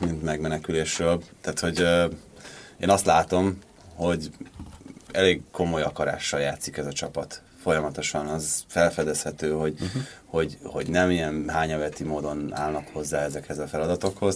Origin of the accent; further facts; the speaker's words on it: Hungary; magyarnak születtem